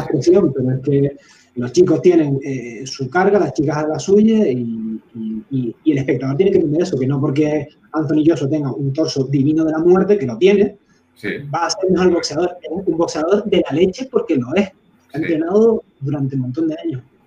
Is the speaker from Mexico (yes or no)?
no; Canary Islands, Spain; yo soy canario, eh, es verdad que a lo mejor no soy el más canario de los canarios